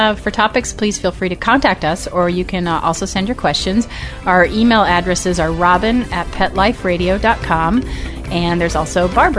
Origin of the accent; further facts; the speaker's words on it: Austin, Texas, United States; I'm doing an evening event in my hometown in Austin, Texas at Gallery of Pets